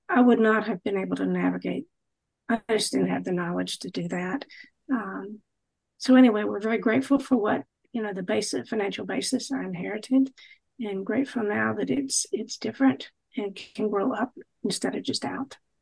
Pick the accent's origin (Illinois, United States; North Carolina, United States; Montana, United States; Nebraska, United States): North Carolina, United States; Charlotte; moved away as an adult; also born or lived in Indiana; I'm from Charlotte, North Carolina. You can hear it in my voice